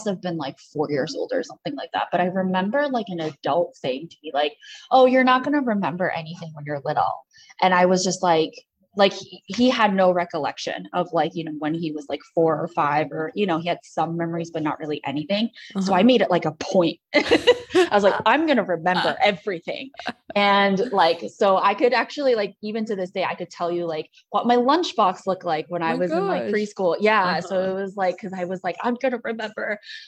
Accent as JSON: {"language": "English", "town": "Rochester", "region": "New York", "country": "United States", "tie": "born or raised there", "also_born_or_lived": "Queens, New York City", "moved": "yes", "lives_now": "Washington, DC, United States"}